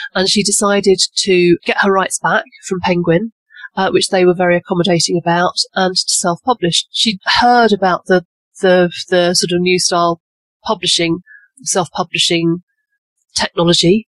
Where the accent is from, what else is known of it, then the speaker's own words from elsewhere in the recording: England, United Kingdom; also born or lived in Cotswolds; I'm obviously English and based in um, a little village in the Cotswolds